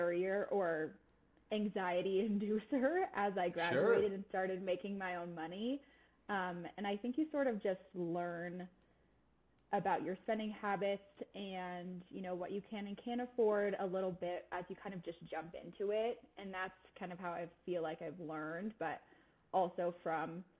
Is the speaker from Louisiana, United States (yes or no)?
no; Colorado, United States; I am from Colorado. I went to see you Boulder, so stayed in the state, couldn't leave.